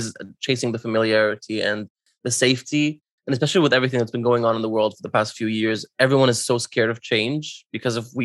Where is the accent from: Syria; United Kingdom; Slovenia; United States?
Syria; moved away; my journey leaving my home country of Syria and, you know, immigrating somewhere else